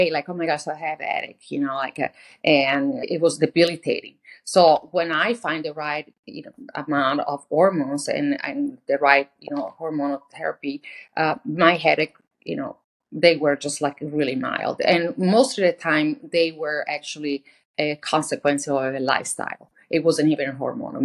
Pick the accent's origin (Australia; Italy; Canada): Italy; moved away; I'm from Italy